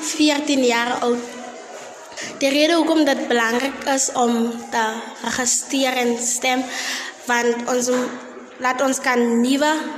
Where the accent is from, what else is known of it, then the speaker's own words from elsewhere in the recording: Jacobsdal, Free State, South Africa; ek is 'n inwoner van Jacobsdal